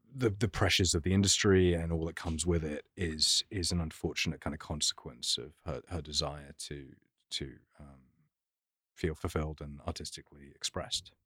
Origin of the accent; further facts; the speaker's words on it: London, United Kingdom; I grew up in London